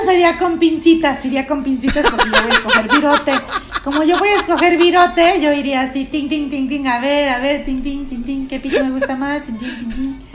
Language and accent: Spanish; Mexico; Aquí somos mexicanos. Aquí sí somos mexicanos